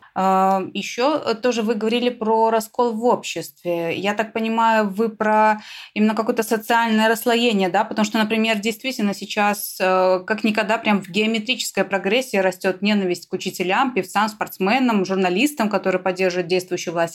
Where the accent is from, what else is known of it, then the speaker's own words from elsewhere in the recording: Belarus; мы, белорусы